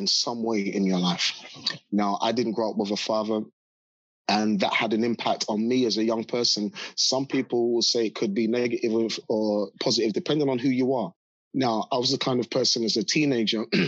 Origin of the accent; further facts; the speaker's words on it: London, United Kingdom; I grew up in South London, a very rough part of South London called Battersea.